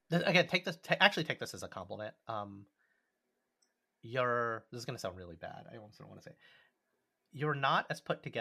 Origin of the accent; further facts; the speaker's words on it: New York, United States; Not a friend who moved to New York. I'm from New York.